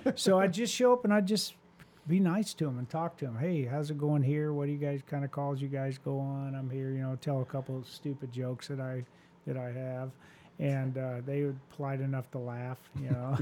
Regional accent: Phoenix, Arizona, United States; moved away as an adult; now in Houston, United States; I was from Phoenix

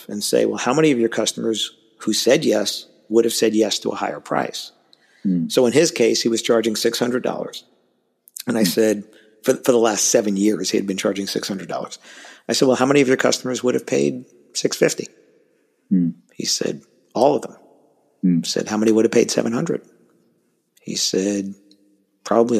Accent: New York City, New York, United States; accent: New York; I grew up in Queens

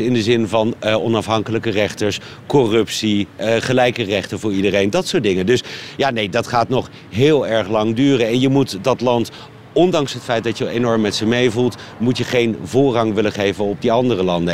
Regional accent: Netherlands; Ik als Hollander

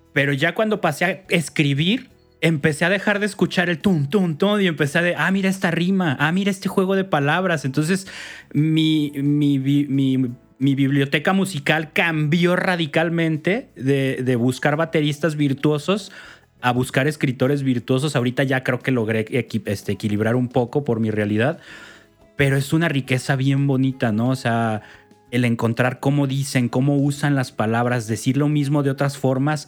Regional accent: Mexico; soy malísimo mexicano

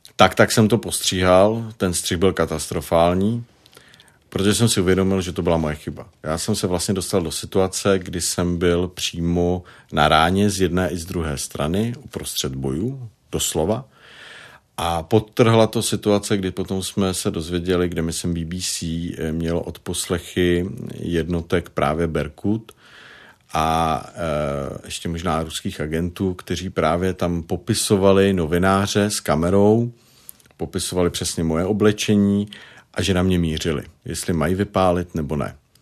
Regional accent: Prague, Czechia; accent: Prague dialect; tam mám pražský dialekt

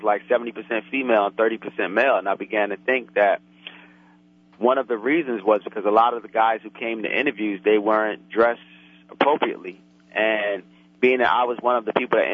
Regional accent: New York City, New York, United States; I grew up in Brooklyn, raised in Brooklyn, went to school in Brooklyn, college in Brooklyn.

